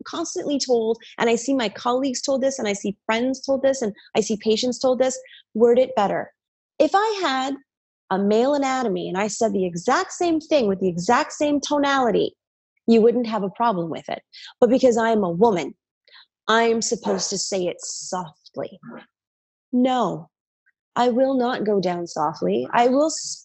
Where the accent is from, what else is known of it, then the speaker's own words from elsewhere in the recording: New York, United States; I'm a New Yorker. My dad's a New Yorker. My sister's New Yorkers